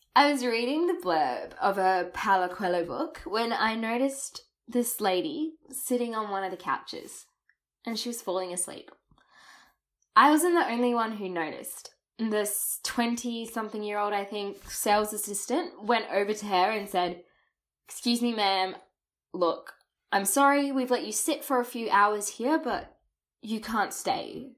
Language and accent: English; Australia; first language English; clearly my accent and overuse of the word mate didn't give away that I was a native English speaker.